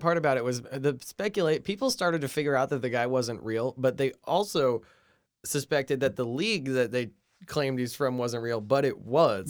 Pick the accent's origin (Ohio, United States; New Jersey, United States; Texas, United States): New Jersey, United States; I am from Jersey on the other c, side of the city